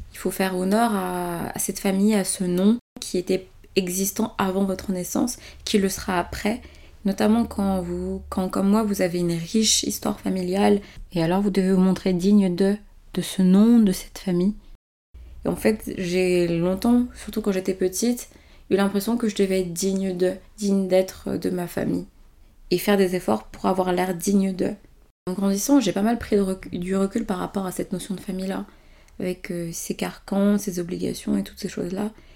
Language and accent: French; Benin; now in France; tout le reste de ma famille est resté dans mon pays natal, c'est-à-dire au Bénin